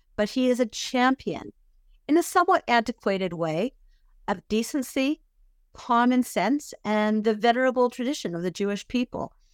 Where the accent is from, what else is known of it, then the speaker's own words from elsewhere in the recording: Vancouver, British Columbia, Canada; now in Israel; I grew up in Vancouver, British Columbia